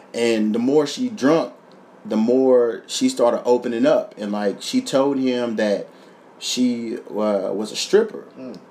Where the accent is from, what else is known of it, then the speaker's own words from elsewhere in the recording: Kentucky, United States; moved away as an adult; now in Los Angeles, United States; my hometown